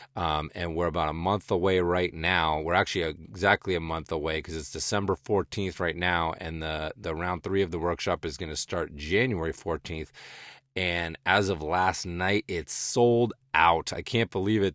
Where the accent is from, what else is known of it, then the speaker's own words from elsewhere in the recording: rural western Massachusetts, United States; also born or lived in southern New Hampshire / Los Angeles / Northeast Kingdom, Vermont; now in Vermont, United States; growing up in New England, um, you know, born and raised in rural western Massachusetts, then jumped up to, uh, suburban southern New Hampshire, and then eventually settling in the Northeast Kingdom of Vermont